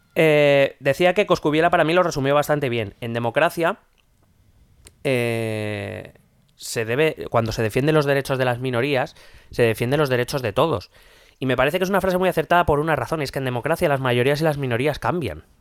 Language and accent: Spanish; Madrid, Community of Madrid, Spain; yo soy madrileño, vivo en Madrid